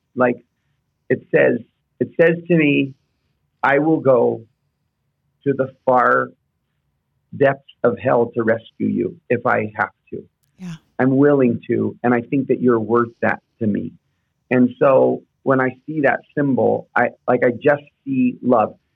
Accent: Houston, Texas, United States; I grew up in Houston

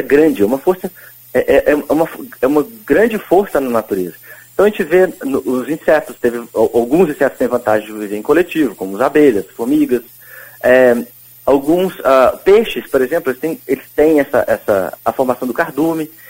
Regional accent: Pouso Alegre, Minas Gerais, Brazil; eu também sou de Pouso tipo, Alegre

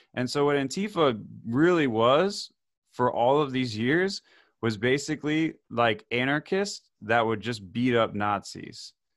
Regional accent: Davie, Florida, United States; I grew up in Davie where it's, like, conservative city

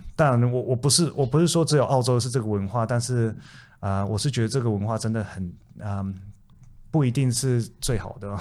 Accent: Taiwan; now in Australia; 从小在台湾出生

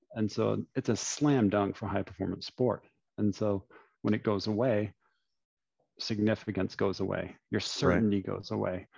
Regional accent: London, Ontario, Canada; was born and raised in London, Ontario

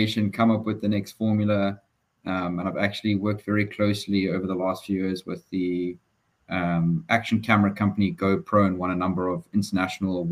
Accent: Durban, KwaZulu-Natal, South Africa; moved away as an adult; now in United States; I was born in Durban, KZN. As a true Durbanite, I love the outdoors, I love the weather. Fortunately, I didn't have to go very far from where I grew up

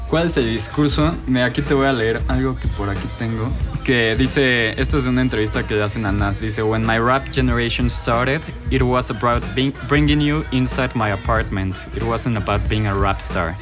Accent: Mexico

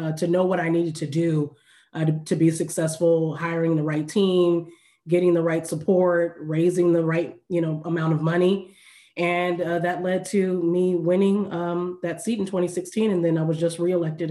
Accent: Orange County, California, United States; I grew up here in Orange County and was born and raised

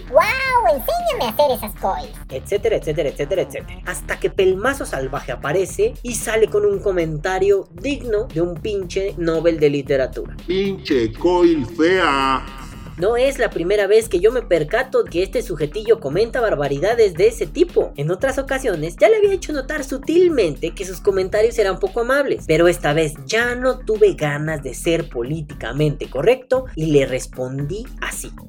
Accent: Guatemala; moved away; suena gracioso decir que salí de Guatemala para entrar a Guatepeor.

